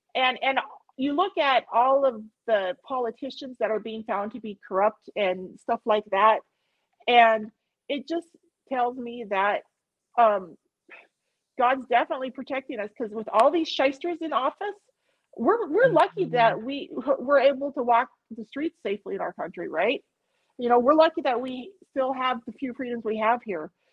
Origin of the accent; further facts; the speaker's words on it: Montana, United States; I'm from Montana.